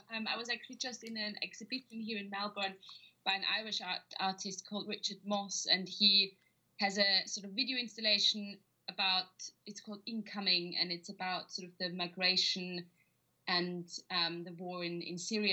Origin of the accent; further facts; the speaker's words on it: Vienna, Austria; moved away as an adult; now in London, United Kingdom; I'm Austrian, so I'm originally from Vienna